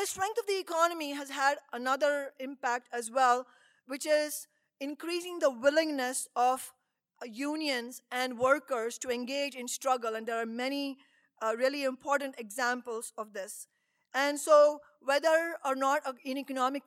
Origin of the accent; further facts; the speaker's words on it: India; moved away; all the way from India, my home country